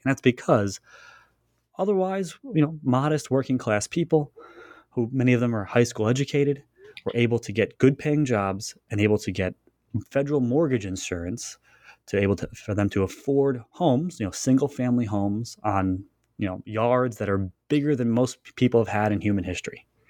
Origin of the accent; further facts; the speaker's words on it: Long Island, New York, United States; I grew up there, spent most of my life uh, on Long Island